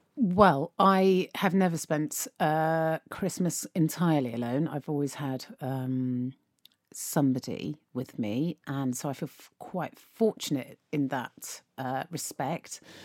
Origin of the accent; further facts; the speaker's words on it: United Kingdom; as British people